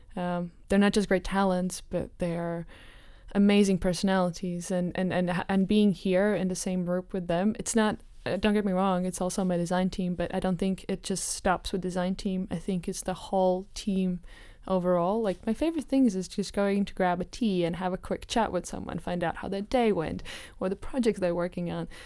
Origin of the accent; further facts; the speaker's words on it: Riga, Latvia; now in Amsterdam, Netherlands; I'm from Latvia, um, originally from Riga